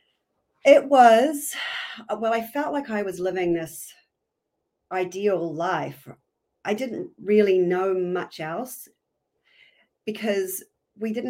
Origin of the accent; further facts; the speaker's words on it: Hamilton, Waikato, New Zealand; moved away as an adult; also born or lived in New York City, United States; I'm from New Zealand originally, born and bred. I was brought up in the North Island in a little town called Hamilton